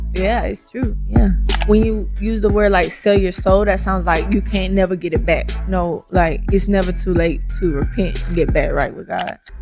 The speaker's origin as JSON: {"language": "English", "town": "Atlanta", "region": "Georgia", "country": "United States", "said": "I currently live in Atlanta"}